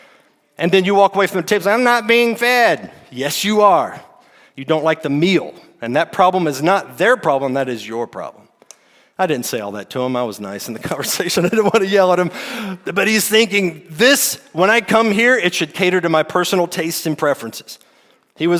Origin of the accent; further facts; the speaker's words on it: United States; As American Christians